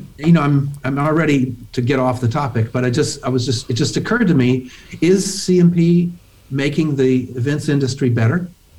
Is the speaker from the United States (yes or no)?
yes; Memphis, Tennessee, United States; also born or lived in Syracuse; I grew up in Memphis, Tennessee. I went to undergraduate school there, and then I went to graduate school in Syracuse.